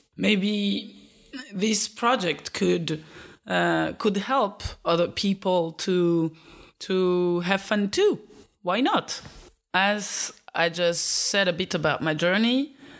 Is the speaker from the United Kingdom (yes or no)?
no; Belgium; also born or lived in Eastern Africa; I was born in Eastern Africa and raised in Belgium.